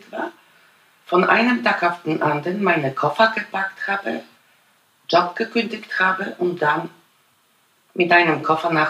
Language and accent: German; Bonn, North Rhine-Westphalia, Germany; Auf jeden Fall, ich komme aus Bonn.